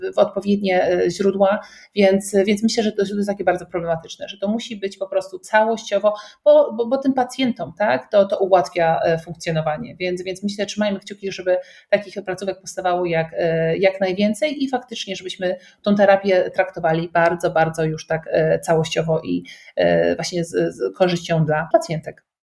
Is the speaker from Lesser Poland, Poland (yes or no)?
yes; around Kraków, Lesser Poland, Poland; moved away as an adult; also born or lived in United States; pochodzimy mniej więcej z tych okolic